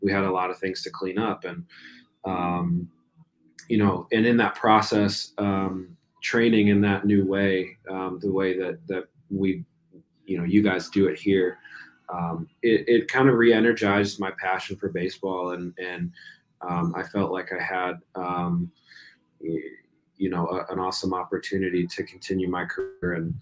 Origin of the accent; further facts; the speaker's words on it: New Jersey, United States; moved away; also born or lived in Virginia; I grew up in New Jersey